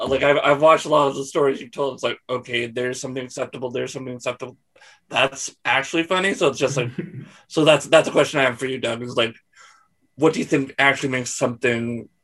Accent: London, Ontario, Canada; I'm from London, Ontario, which has a book called Murder City, because we were once the capital of serial killers in all of Canada.

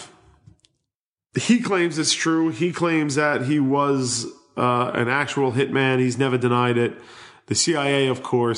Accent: New York City, New York, United States; growing up on Staten Island

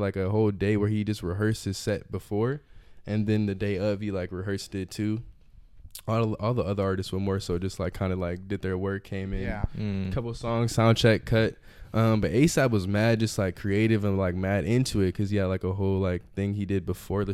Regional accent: Chicago, Illinois, United States; now in Modesto, United States; a friend from Chicago where I'm originally from

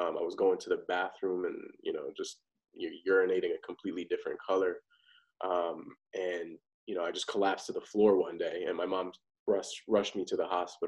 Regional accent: Parsippany, New Jersey, United States; I grew up in Parsippany, New Jersey, nice suburban neighborhood

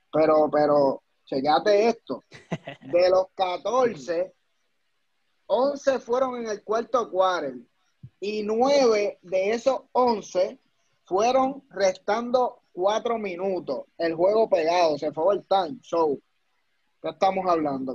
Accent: Puerto Rico; Nosotros somos de Puerto Rico, del calentón.

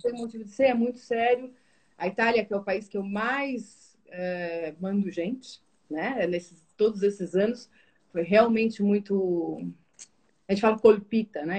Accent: Brazil; now in Portugal; Eu sou italiana e brasileira.

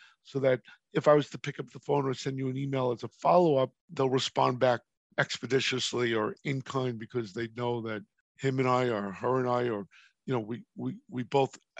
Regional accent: New York, United States; moved away; I'm from New York originally

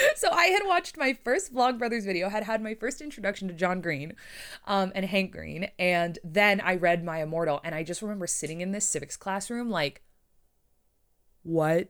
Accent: Canada; I'm Canadian.

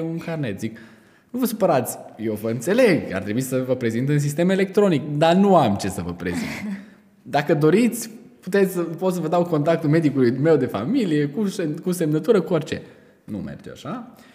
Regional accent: Romania; ca și români

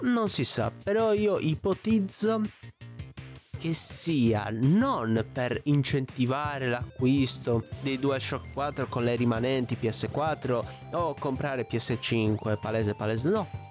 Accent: Olbia, Sardinia, Italy; io sono di Olbia, Sardegna

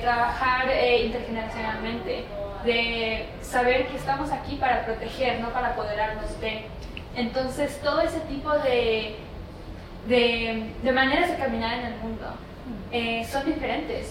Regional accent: Laguna de Chignahuapan, State of Mexico, Mexico; donde yo vengo tenemos la laguna de Chumariapan que hoy en día es área protegida por el labor de mis papás

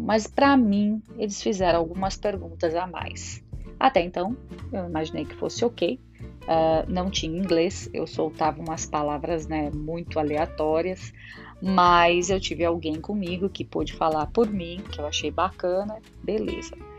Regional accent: Brazil; E eu, como todo brasileiro orgulhoso, falei, eu sou do Brasil

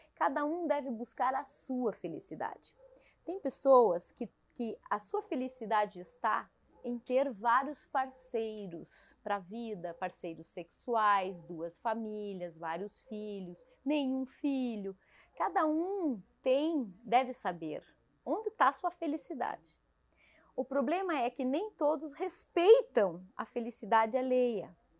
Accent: Caçador, Santa Catarina, Brazil; moved away as an adult; Eu saí de Caçador, minha terra natal, por amor para acompanhar meu marido

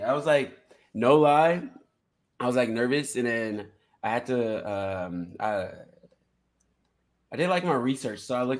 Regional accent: San Diego, California, United States; moved away as an adult; now in Las Vegas, United States; I'm from San Diego, California.

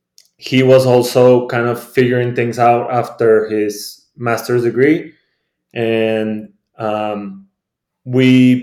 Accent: Torreón, Coahuila, Mexico; moved away as an adult; now in Boston, United States; it's good to be home. I've been in my hometown of Torreon, Mexico for about the past month and a half.

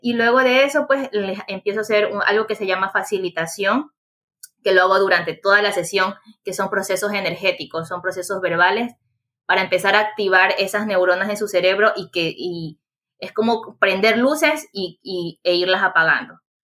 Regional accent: Chone, Manabí, Ecuador; Yo soy de Chone, Manabí, Ecuador

